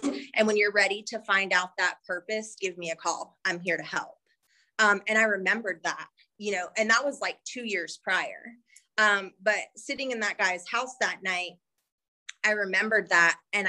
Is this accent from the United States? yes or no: yes; North Carolina, United States; moved away; I'm from North Carolina